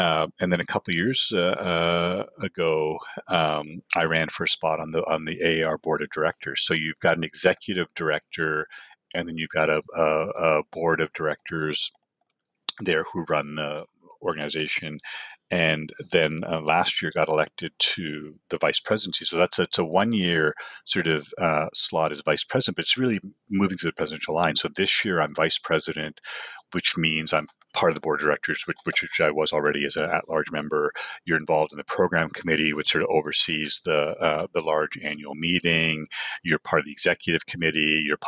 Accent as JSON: {"language": "English", "town": "Toronto", "region": "Ontario", "country": "Canada", "tie": "born or raised there", "said": "growing up in Toronto was the Eastern International region."}